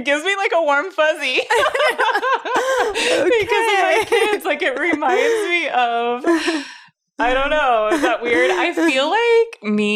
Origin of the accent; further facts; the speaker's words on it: Arizona, United States; I grew up in Arizona